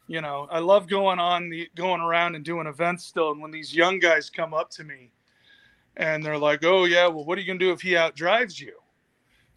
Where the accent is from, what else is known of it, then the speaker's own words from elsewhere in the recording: Phoenix, Arizona, United States; I'm from Phoenix